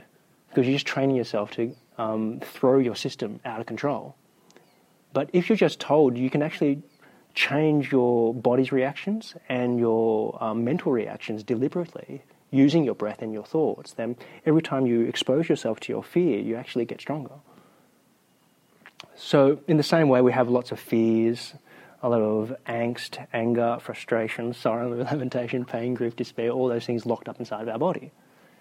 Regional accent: New South Wales, Australia; I'm from New South Wales

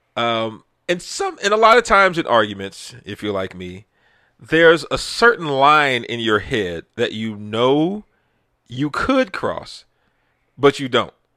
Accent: Texas, United States; I'm from Texas

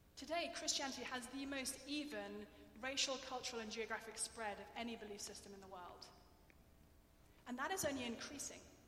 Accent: England, United Kingdom; accent: English; I'm English

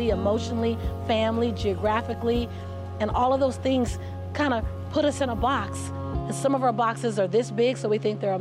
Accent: Los Angeles, California, United States; Born and raised in South Central Los Angeles, having three fights a week just to get home from

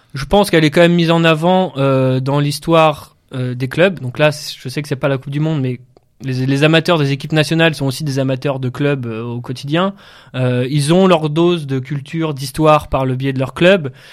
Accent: the Nord, Hauts-de-France, France; j'ai grandi un peu dans le Nord

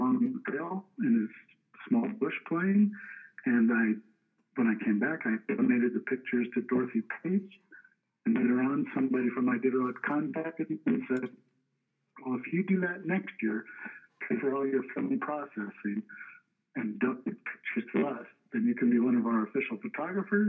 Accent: Bay Area, California, United States; moved away as an adult; now in Anchorage, United States; I grew up in the Bay Area of California

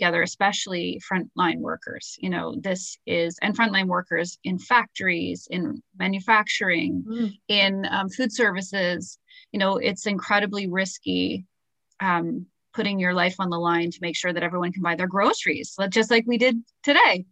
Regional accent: Toronto, Ontario, Canada; we're from Toronto.

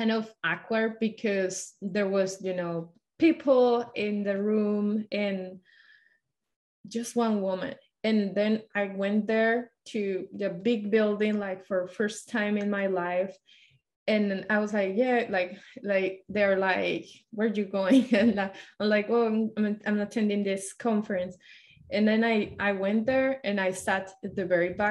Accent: Colombia; moved away as an adult; also born or lived in Washington State; now in Washington, United States; I'm from Colombia

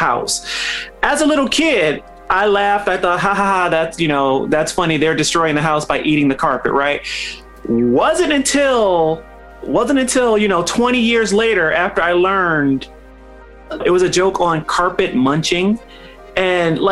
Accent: Detroit, Michigan, United States; As a kid growing up in Detroit

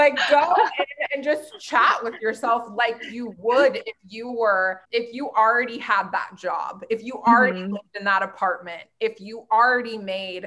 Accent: Portland, Oregon, United States; now in California, United States; I grew up in Portland, Oregon.

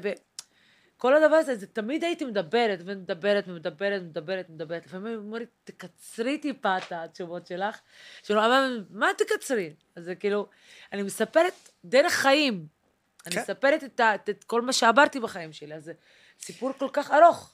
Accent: Haifa, Haifa District, Israel; moved away; also born or lived in central Israel; גדלתי בחיפה, וגדלתי כילדה כי ערבייה מוסלמית

